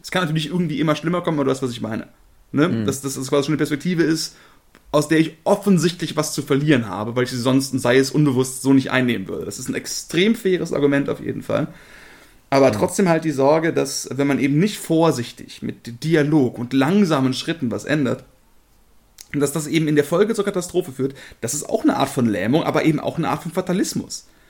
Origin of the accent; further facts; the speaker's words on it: Germany; als Deutsche